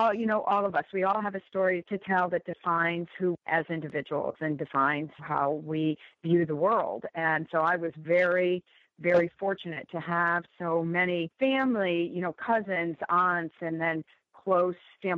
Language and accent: English; Bridgeport, Connecticut, United States; moved away as an adult; now in Washington, United States; I always say I'm from Bridgeport, Connecticut. I mean, those are my roots. That's my founding. That's my grounding. That's my foundation. And grew up, you know, in a immigrant community